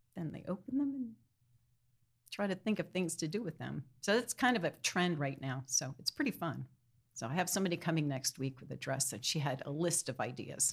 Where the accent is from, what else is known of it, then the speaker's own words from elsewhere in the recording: Wallingford, Pennsylvania, United States; also born or lived in New York City; I'm from Wallingford, Pennsylvania. It's in Delaware County